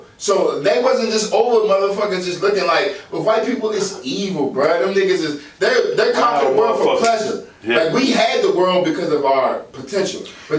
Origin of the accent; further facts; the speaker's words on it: New Orleans, Louisiana, United States; Grew up down around the corner, sitting in the Chopper City. My mama from around there. That's where she from. I'm from Little Feet, born and raised.